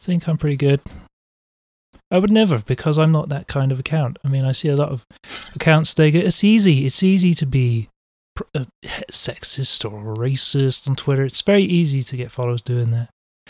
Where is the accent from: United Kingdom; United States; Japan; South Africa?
United Kingdom; England; they still don't know that I'm English